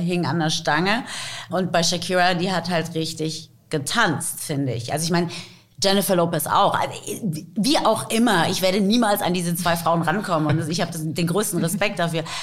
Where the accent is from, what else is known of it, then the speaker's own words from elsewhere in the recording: Taunus, Hesse, Germany; first language English and German; now in Frankfurt, Germany; ich bin im Taunus aufgewachsen